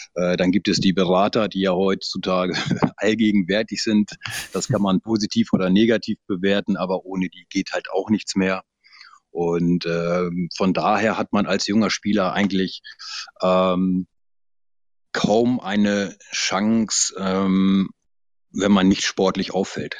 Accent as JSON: {"language": "German", "area": "Lüneburg Heath", "region": "Lower Saxony", "country": "Germany", "said": "der Ort, wo ich herkomme, das ist tiefste Provinz äh, in der Lüneburger Heide."}